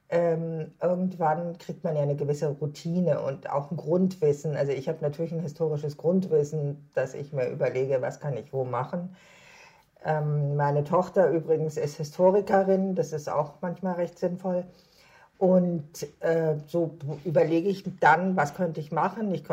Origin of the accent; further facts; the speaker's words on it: Hamburg, Germany; das alte Land liegt mir als Hamburgerin natürlich geografisch sehr nah